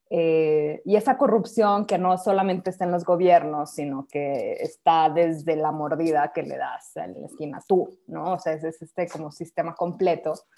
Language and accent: Spanish; Mexico